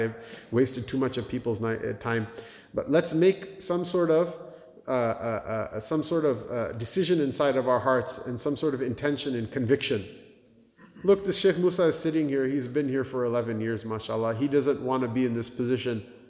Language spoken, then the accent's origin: English; Blaine, Washington, United States; now in Cleveland, United States; My hometown, Blaine, Washington, I can't believe it has a masjid. We grew up there